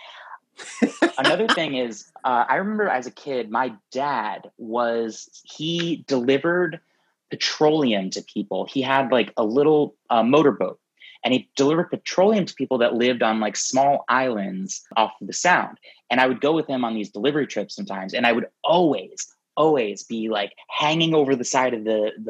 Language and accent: English; the shoreline of Connecticut, United States; I grew up on the East Coast as well, the shoreline of Connecticut